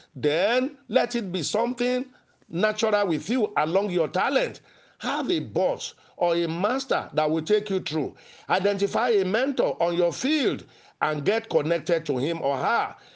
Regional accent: Nigeria; as a young man growing up in Nigeria.

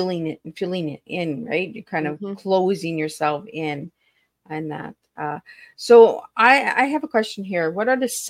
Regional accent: Ontario, Canada; I'm a Northern girl. I come from Northern Ontario.

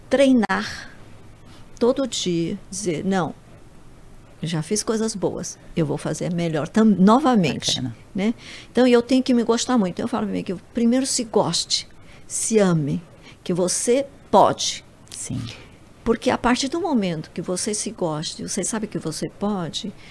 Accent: Japan; now in Brazil; Eu sou japonesa, tenho a paciência oriental um pouco

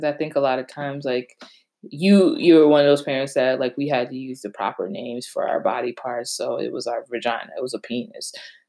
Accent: Connecticut, United States; also born or lived in Virginia; We're from Connecticut

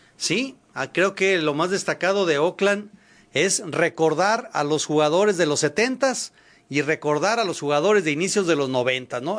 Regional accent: Guadalajara, Jalisco, Mexico; sí somos tapatíos

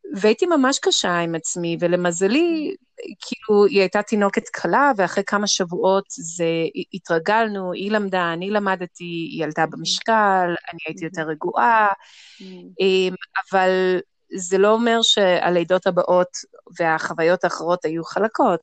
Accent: Jerusalem, Jerusalem District, Israel; אני ירושלמית, בת 40

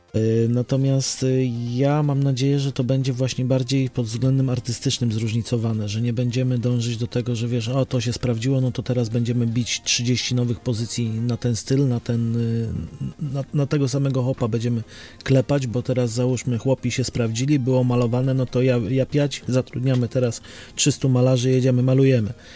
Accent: Łódź, Łódź Voivodeship, Poland; u nas w Łodzi

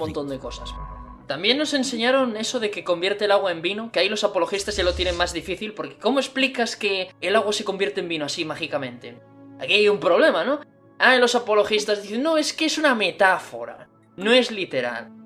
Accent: Spain; la religión cristiana era la religión de España, la que teníamos aquí

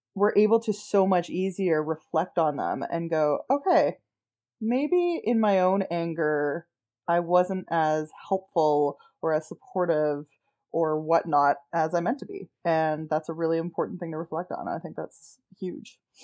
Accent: Canada; we're Canadian

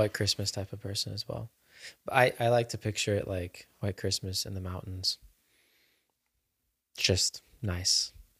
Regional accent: Germany; I grew up in Germany for a while

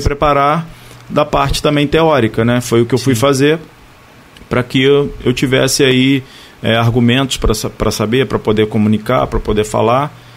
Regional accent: Barra do Piraí, Rio de Janeiro, Brazil; eu sou natural de Barra, né? Minha família é daqui, né? De Barra do Piraí

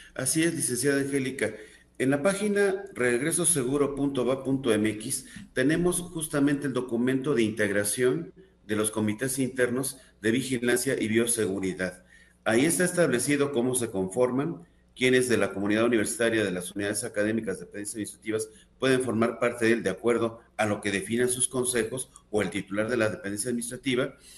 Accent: Mexico; como población mexicana tenemos un rasgo muy característico

